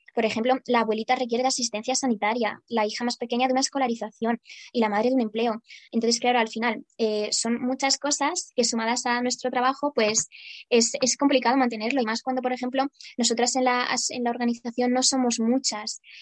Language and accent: Spanish; Ukraine; now in Spain; yo, a pesar de que llevo muchos años aquí en España, más de 17 años, eh, me considero como una ucraniana. En esencia lo soy.